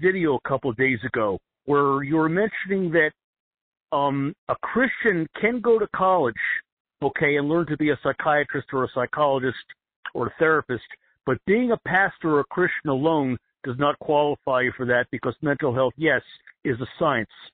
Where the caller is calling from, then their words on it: New Jersey, United States; calling from New Jersey.